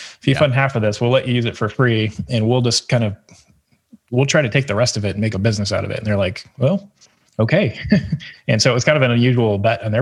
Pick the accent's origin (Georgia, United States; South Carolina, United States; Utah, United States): South Carolina, United States; Greenville; I grew up in Greenville, actually, and most of the time when I was growing up, it was not a destination city like it is now